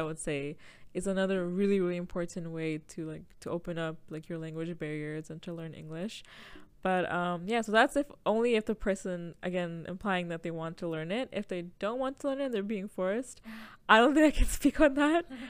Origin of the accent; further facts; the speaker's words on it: Toronto, Ontario, Canada; I grew up in Jane and Finch